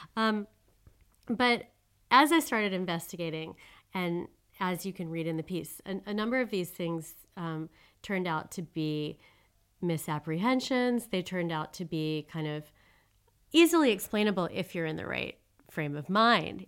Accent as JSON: {"language": "English", "country": "United States", "also_born_or_lived": "Switzerland", "moved": "as an adult", "lives_now": "Paris, France", "said": "I'm an American citizen, and I'm a French citizen now, too"}